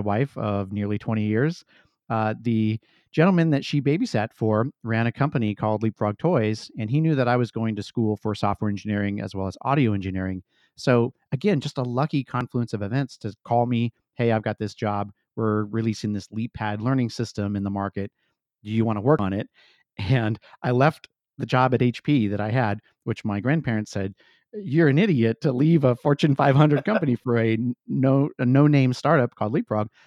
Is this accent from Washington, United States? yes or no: no; Santa Clara County, California, United States; I was born in the Santa Clara Valley and Santa Clara County out in California